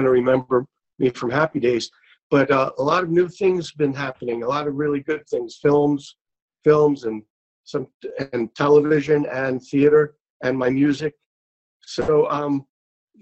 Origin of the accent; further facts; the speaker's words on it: New York City, New York, United States; I grew up in Brooklyn, New York